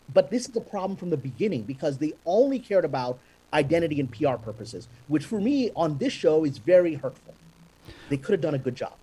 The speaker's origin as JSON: {"language": "English", "country": "Pakistan", "said": "I'm a Pakistani Muslim guy"}